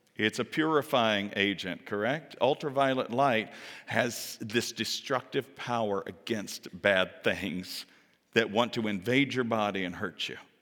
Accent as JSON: {"language": "English", "region": "the South", "country": "United States", "moved": "yes", "said": "I come from the South"}